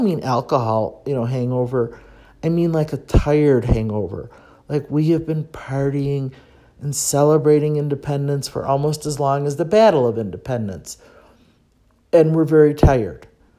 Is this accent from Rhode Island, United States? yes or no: no; Chicago, Illinois, United States; moved away as an adult; now in Mexico City, Mexico; Because I'm from Chicago